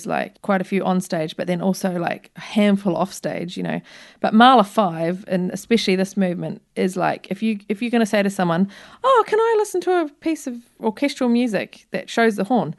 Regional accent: New Zealand; from New Zealand.

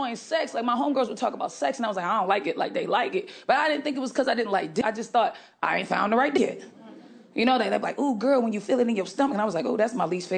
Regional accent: Boston, Massachusetts, United States; I'm from Boston

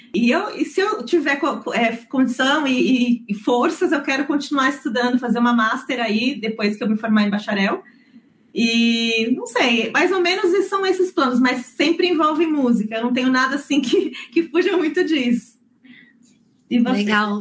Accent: Santo André, São Paulo, Brazil; now in New Zealand; Eu nasci em São Paulo, é, no, no ABC Paulista, para ser mais exata, em Santo André

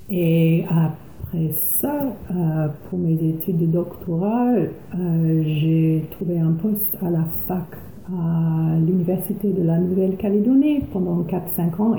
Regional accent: Auckland, New Zealand; French is a second language; also born or lived in Coatesville; je suis née à Tamaki Makaurau, à Auckland.

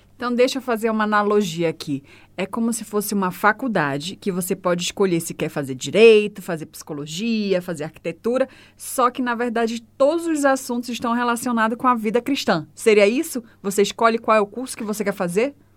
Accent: Belém, Pará, Brazil; also born or lived in Fortaleza, Brazil; now in Christchurch, New Zealand; Eu sou de Belém do Pará.

